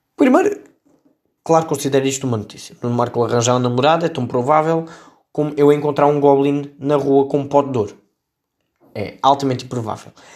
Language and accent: Portuguese; Setúbal, Portugal; esta notícia leva-nos à minha terra. Eu sou de Setúbal